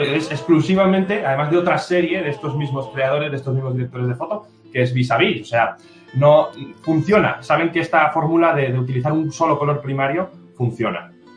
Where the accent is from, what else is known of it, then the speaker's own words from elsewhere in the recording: Zaragoza, Aragon, Spain; a mí como, como, como zaragozano